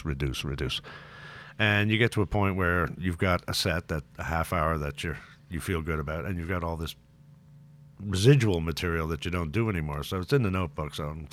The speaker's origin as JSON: {"language": "English", "country": "Canada", "said": "Lovely sentiment, but I'm Canadian."}